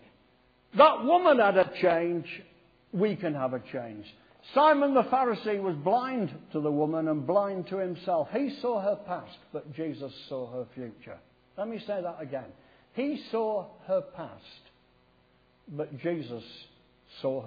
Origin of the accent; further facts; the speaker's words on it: Sheffield, Yorkshire and the Humber, United Kingdom; also born or lived in Poynton, Cheshire; I was brought up in Sheffield